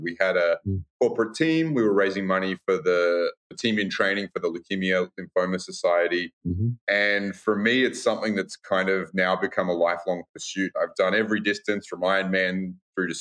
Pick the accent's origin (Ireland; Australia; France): Australia; moved away as an adult; now in United States; I am originally from Australia